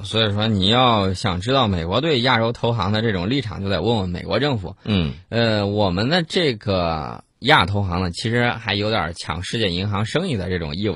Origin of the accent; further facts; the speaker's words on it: China; 我们中国人最讲究的就是人心的向背。